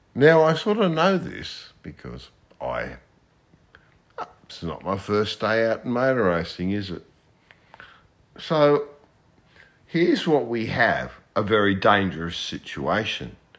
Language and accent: English; Australia; I'm an Australian